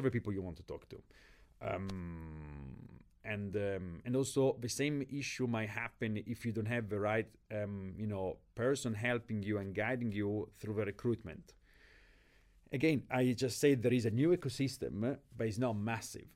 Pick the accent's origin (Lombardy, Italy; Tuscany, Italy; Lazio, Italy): Lombardy, Italy; Milan; moved away as an adult; also born or lived in London / Tanzania; now in Ibiza, Spain; I'm born and raised in Milan